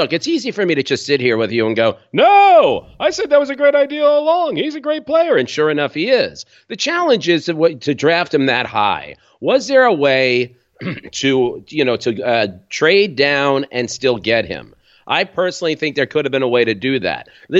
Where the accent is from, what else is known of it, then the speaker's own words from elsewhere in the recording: Valley Stream, New York, United States; also born or lived in Brooklyn; I'm from New York, born in Brooklyn, raised on Long Island. Not the fancy Long Island. You can spit to Queens from where I'm from, Valley Stream, Long Island.